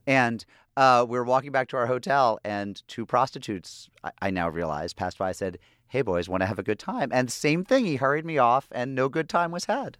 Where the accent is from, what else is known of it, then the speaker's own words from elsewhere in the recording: Springfield, Massachusetts, United States; I grew up in an Irish Catholic town. I'm from Springfield, Massachusetts.